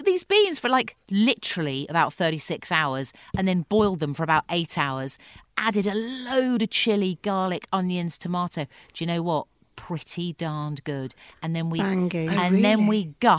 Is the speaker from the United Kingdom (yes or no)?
yes; Leatherhead, South East England, United Kingdom; we both grew up in Surrey, in the burbs